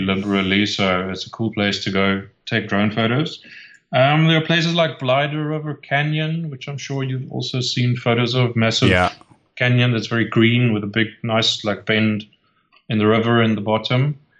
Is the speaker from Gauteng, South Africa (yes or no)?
no; 30 minutes north of Cape Town, Western Cape, South Africa; also born or lived in Kleinmond, South Africa; I could go from my hometown, which was was back then 30 minutes north of Cape Town.